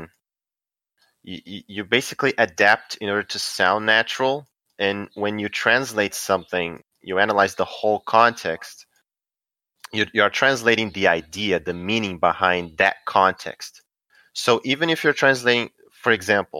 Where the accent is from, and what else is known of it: Brazil; English is a second language